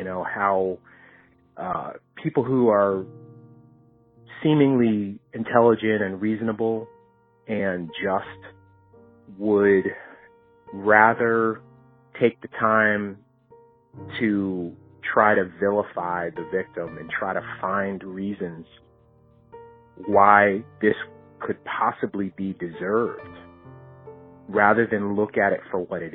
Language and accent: English; Miami, Florida, United States; born or raised there; now in Louisville, United States